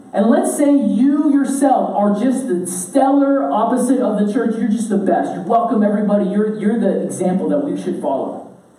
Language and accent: English; United States; I grew up in America